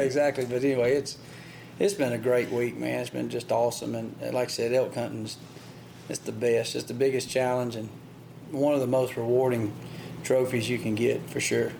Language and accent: English; United States; also born or lived in Midwest; growing up in the South, growing up in the Midwest